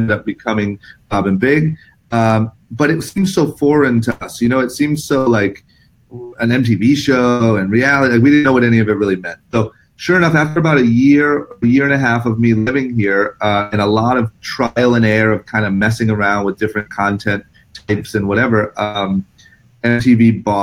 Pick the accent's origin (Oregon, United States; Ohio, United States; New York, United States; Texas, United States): Ohio, United States; Akron; moved away as an adult; now in Los Angeles, United States; I'm from Akron, Ohio. I grew up skateboarding